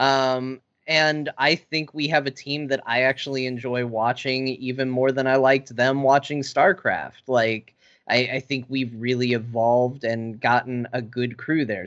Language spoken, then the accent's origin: English; Arizona, United States; I grew up in Arizona